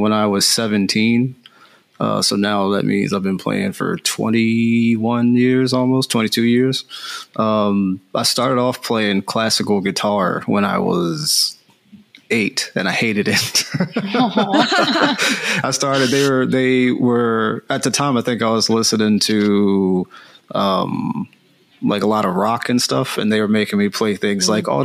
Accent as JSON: {"language": "English", "town": "Philadelphia", "region": "Pennsylvania", "country": "United States", "moved": "as an adult", "lives_now": "California, United States", "said": "I'm from the East Coast, so I'm from Philadelphia. And I moved out to California back in 2015"}